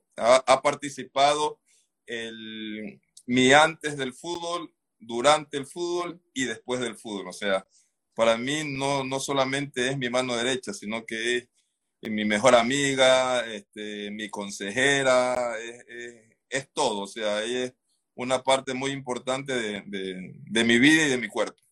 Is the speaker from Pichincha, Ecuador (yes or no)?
no; Esmeraldas, Ecuador; nosotros nos conocemos, así rapidito les cuento, desde el colegio. Nosotros somos de Esmeralda